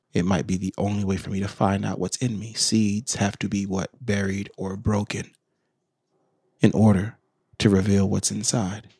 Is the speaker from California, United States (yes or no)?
yes; Sacramento, California, United States; moved away as an adult; also born or lived in Washington, D.C. / Maryland; my time growing up in Sacramento